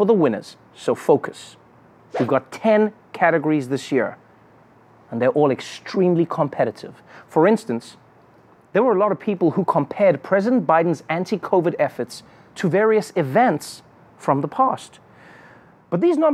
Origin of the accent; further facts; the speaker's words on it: South Africa; as a South African